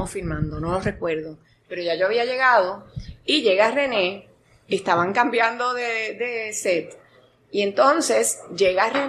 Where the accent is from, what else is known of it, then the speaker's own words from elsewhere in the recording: Guaynabo, Puerto Rico; nací en Guaynabo.